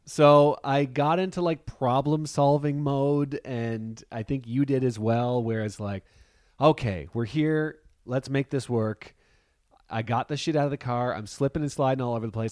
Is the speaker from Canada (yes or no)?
yes; Canada; we give our passports, and they're clearly Canadian.